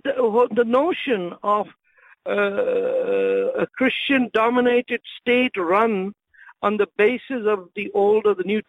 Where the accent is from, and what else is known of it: India; English is a second language